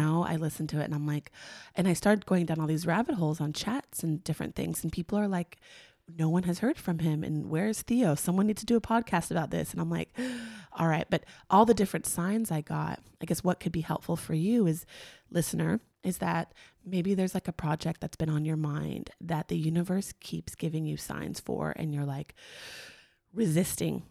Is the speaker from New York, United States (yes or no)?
no; Long Beach, California, United States; we grew up in Long Beach, California, which is, like, where Snoop's from